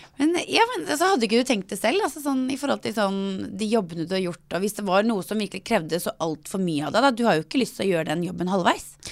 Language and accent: Norwegian; Norway; Jeg er født i Norge, oppvokst i Norge